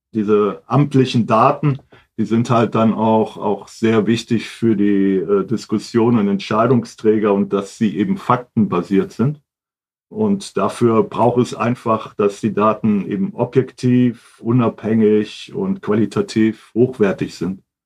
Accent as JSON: {"language": "German", "region": "Hamburg", "country": "Germany", "moved": "as an adult", "lives_now": "Wiesbaden, Germany", "said": "ursprünglich komme ich aus Hamburg"}